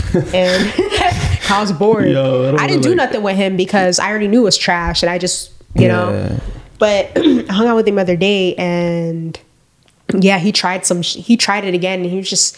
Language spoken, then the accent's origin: English; Broward, Florida, United States; I'm from Broward